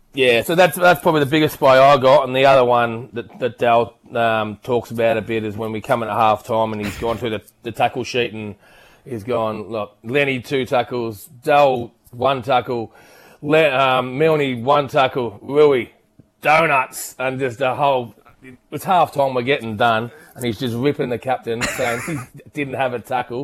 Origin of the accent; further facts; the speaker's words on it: Knoxfield, Victoria, Australia; also born or lived in Hampton Park; grew up out at Knoxfield and played more juniors out there